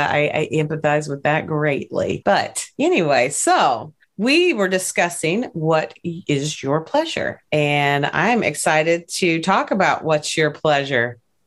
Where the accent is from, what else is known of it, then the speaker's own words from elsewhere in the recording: Appalachia, United States; And I'm definitely from Appalachia. I like to say it like that.